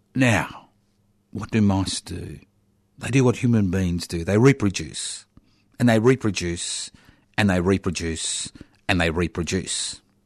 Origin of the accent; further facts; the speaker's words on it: Australia; we as the Australian people